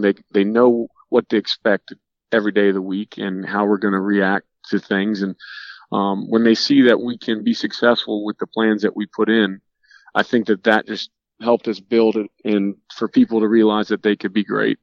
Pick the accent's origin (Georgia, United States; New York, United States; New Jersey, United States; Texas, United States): Georgia, United States; Norcross; moved away; as a kid growing up in Georgia